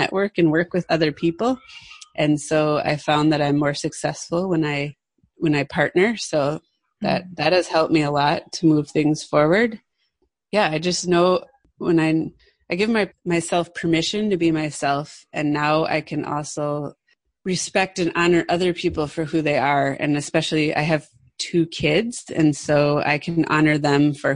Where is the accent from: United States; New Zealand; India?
United States; Midwest; now in West Coast, United States; I grew up in the Midwest, which is in the middle of the United States